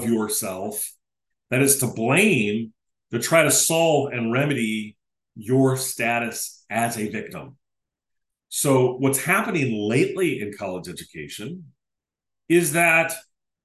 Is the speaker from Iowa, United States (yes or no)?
yes; Decorah, Iowa, United States; moved away; right near the city limits of Decorah, my hometown. I no longer live there